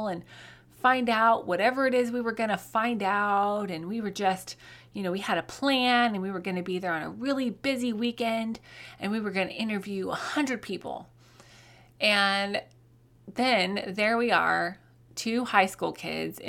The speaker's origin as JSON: {"language": "English", "region": "Colorado", "country": "United States", "tie": "born or raised there", "moved": "yes", "lives_now": "Oklahoma, United States", "said": "I grew up in Colorado"}